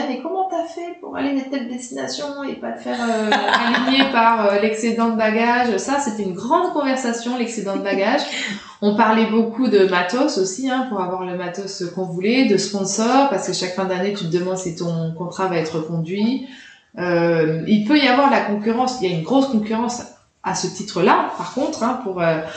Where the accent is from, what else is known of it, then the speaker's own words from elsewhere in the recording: France; Et puis les Américains, quand on est petit Français, euh, c'est ça, fait toujours un effet les Américains, je trouve.